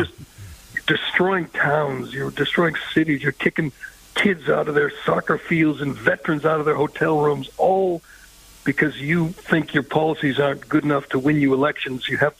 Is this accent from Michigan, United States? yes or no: no; Boston, Massachusetts, United States; I'm from Boston